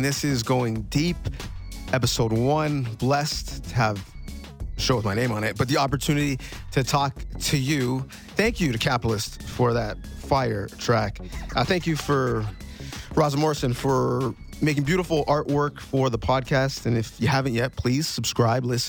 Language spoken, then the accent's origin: English; Toronto, Ontario, Canada; now in Mississauga, Canada; I grew up in Scarborough or now live in Port Credit, right, Mississauga, here in Ontario.